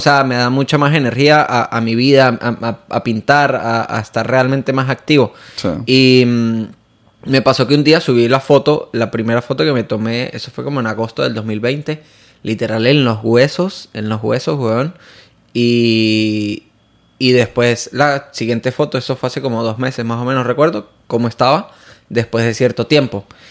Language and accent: Spanish; San Cristóbal, Táchira, Venezuela; moved away as an adult; now in Miami, United States; Él es también de, de mi misma ciudad de San Cristóbal